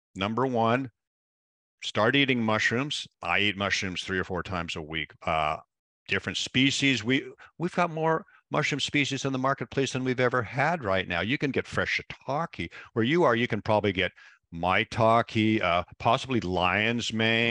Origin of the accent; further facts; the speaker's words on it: Pacific Northwest, United States; growing up in the Pacific Northwest, where the we're very famous for rain, we have the perfect climate for mushrooms up here